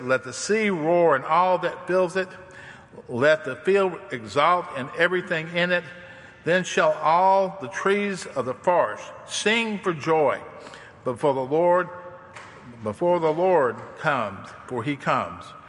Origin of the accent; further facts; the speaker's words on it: the South, United States; I'm from the South and I'm a hillbilly